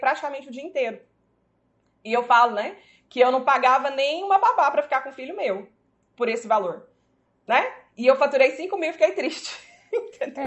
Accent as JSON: {"language": "Portuguese", "town": "Goiânia", "region": "Goiás", "country": "Brazil", "said": "nós somos de Goiânia"}